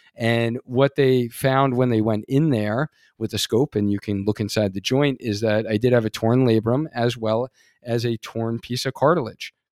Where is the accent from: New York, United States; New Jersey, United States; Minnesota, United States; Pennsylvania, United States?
New York, United States; Long Island; I grew up on Long Island, New York